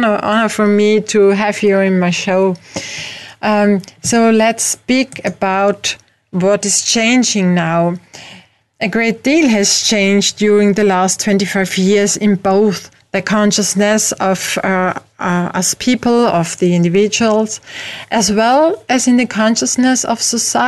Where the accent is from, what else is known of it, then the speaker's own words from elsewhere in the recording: Austria; as you can hear, I'm not from America, but from Europe, from Austria